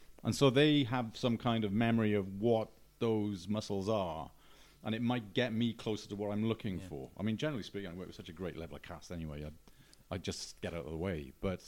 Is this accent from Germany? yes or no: no; Newport, Wales, United Kingdom; Newport. Newport. Mm. In the Ebbw Valley, isn't it? It's like the most invisible part of Wales you can imagine.